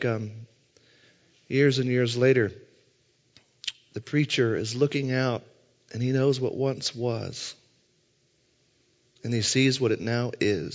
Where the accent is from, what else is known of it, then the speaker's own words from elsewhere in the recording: Southern Indiana, United States; now in St. Louis, United States; I'm from Southern Indiana